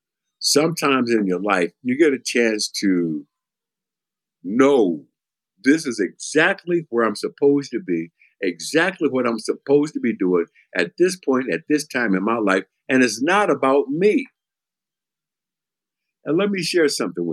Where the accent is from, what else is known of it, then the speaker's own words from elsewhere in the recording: Milwaukee, Wisconsin, United States; moved away; I found myself in my hometown, Milwaukee, Wisconsin, my old neighborhood, standing in front of the elementary school that I went